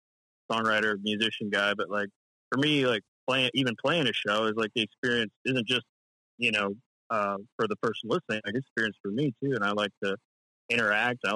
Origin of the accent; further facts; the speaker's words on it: Central Texas, United States; I'm from Central Texas